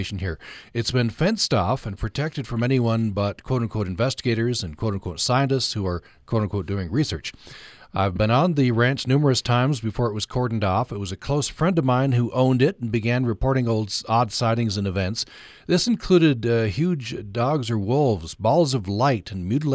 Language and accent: English; Vernal, Utah, United States; moved away; I grew up in the Uinta Basin